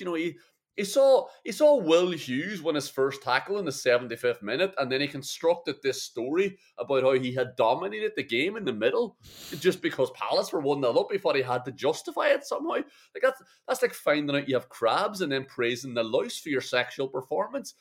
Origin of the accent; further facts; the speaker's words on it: Ireland; as an Irish man and an Irish fan